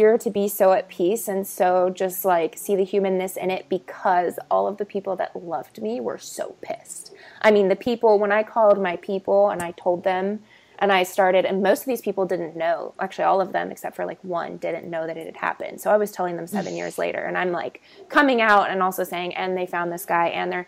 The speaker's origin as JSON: {"language": "English", "region": "California", "country": "United States", "tie": "born or raised there", "also_born_or_lived": "Texas / New Orleans", "said": "I was born in Texas, raised in California"}